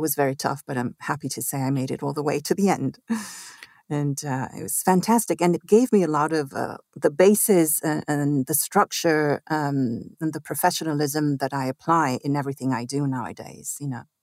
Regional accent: Mexico City, Mexico; also born or lived in Italy; I grew up in Mexico City, actually. I was born in Italy

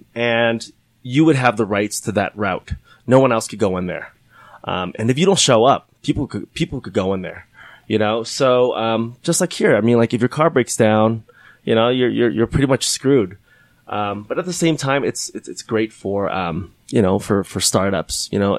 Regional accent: California, United States; Because I grew up as a Boy Scout and I grew up in California right next to the mountains.

